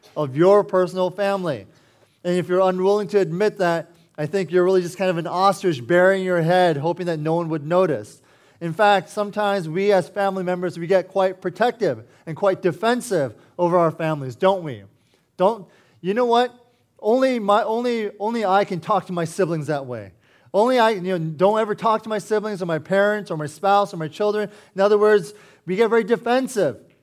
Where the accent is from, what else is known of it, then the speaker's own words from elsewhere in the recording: Herndon, Virginia, United States; I was born and raised here in Northern Virginia. I used to live in Herndon